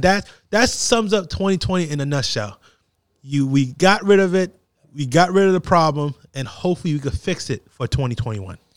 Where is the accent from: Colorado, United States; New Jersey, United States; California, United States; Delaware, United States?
New Jersey, United States; I'm from New Jersey